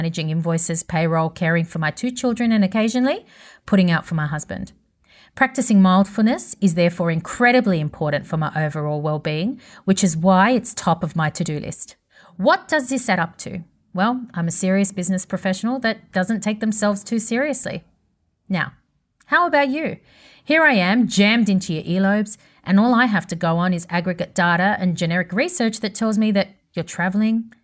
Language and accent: English; Sydney, New South Wales, Australia; I grew up in Bankstown, which at the time was basically the ghettos of Sydney